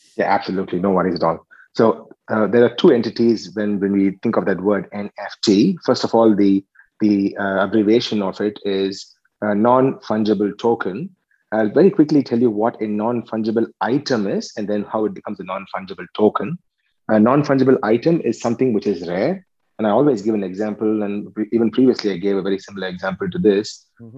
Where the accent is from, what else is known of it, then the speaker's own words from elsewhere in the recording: Chennai, Tamil Nadu, India; moved away as an adult; also born or lived in Tirunelveli, India; now in Australia; I, I was uh, born and brought up in Chennai, and then I came here to um, to to Australia a couple of years ago